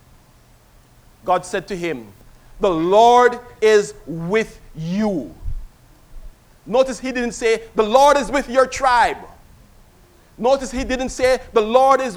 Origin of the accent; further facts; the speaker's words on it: Kingston, Jamaica; I was a child growing up in Kingston, Jamaica